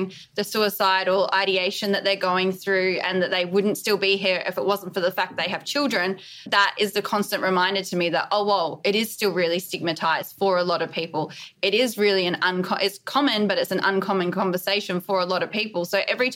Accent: Australia; I'm in New York City at the moment. I'm obviously Australian.

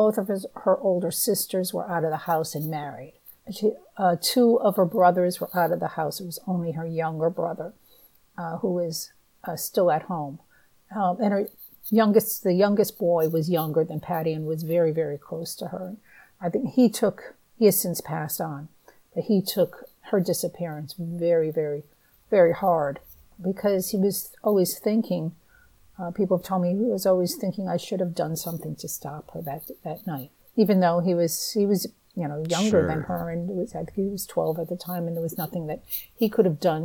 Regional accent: New England, United States; I'm from the Northeast. I've always lived in New England

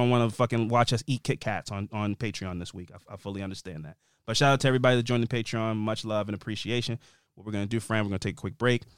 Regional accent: Tucson, Arizona, United States; I was born here. I pay taxes here. I live here.

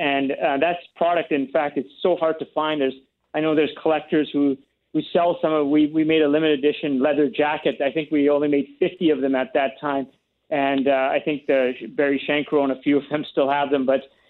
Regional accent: Uganda; now in Canada; my shirt is a Canadian shirt with the Ugandan flag on the sleeve, because I came from Uganda.

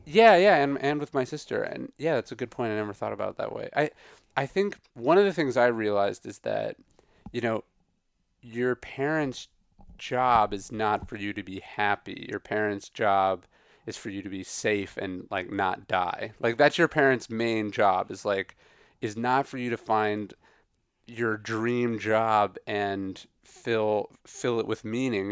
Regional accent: Sacramento, California, United States; also born or lived in Riverside; I grew up outside Sacramento

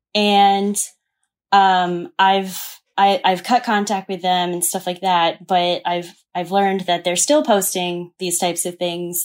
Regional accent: the South, United States; moved away as an adult; also born or lived in New York; I grew up in the South.

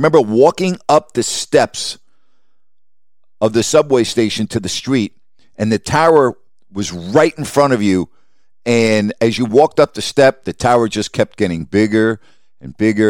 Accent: Long Island, New York, United States; now in Sacramento, United States; growing up on Long Island

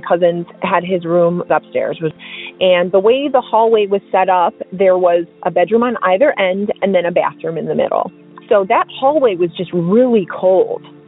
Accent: Milwaukee, Wisconsin, United States; moved away as an adult; also born or lived in Fort Hood, Texas; I'm from Milwaukee, Wisconsin

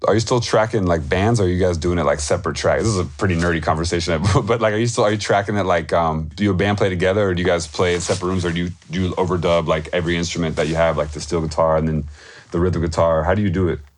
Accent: Tupelo, Mississippi, United States; I was born in Tupelo

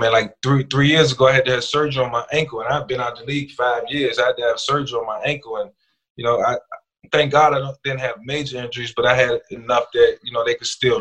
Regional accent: Newport News, Virginia, United States; growing up in Newport News

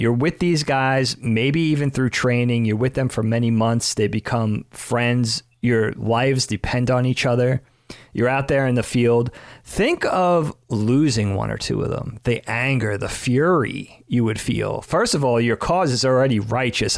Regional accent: Long Island, New York, United States; any number of dudes I, I grew up with in the Northeast, in New York, on Long Island

